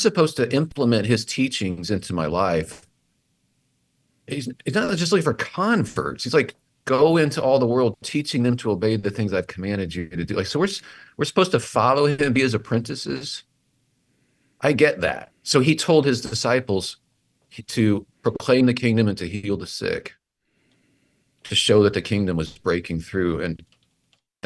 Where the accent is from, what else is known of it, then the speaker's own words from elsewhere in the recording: Assumption, Illinois, United States; I'm from Assumption, Illinois